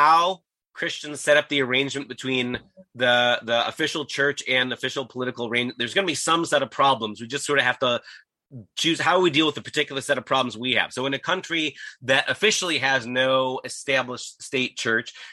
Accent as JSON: {"language": "English", "country": "United States", "said": "me as an American"}